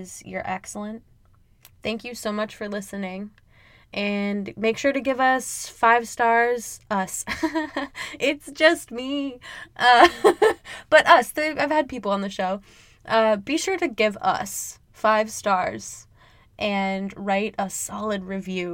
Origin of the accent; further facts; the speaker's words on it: Midwest, United States; I'm from the Midwest, so I only really know it as a Midwestern goodbye.